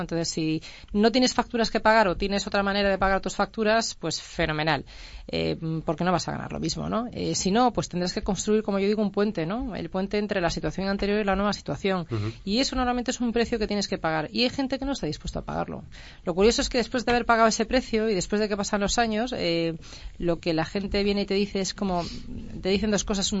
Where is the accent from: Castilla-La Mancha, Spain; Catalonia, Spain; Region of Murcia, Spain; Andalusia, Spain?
Andalusia, Spain; now in Madrid, Spain; emprendedora andaluza